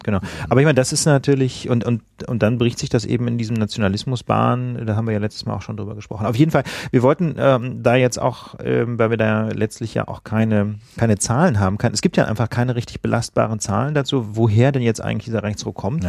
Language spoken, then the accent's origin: German; West Germany, Germany; now in Berlin, Germany; Ich komme ja nicht aus Berlin, sondern aus Westdeutschland, wie man hier sagt